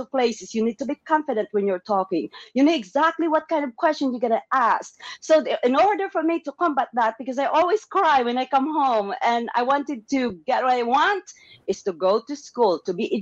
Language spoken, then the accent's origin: English; M'lang, Soccsksargen, Philippines; moved away as an adult; also born or lived in Iloilo; now in United States; I came from the Philippines, interior part of the Philippines. It's a small village. It's called Mulang, Cotabato. I grew up in a very rudimentary, very basic community.